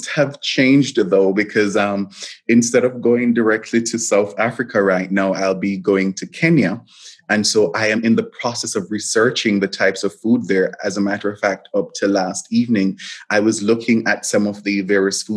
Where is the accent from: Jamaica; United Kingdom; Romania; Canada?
Jamaica; as a Jamaican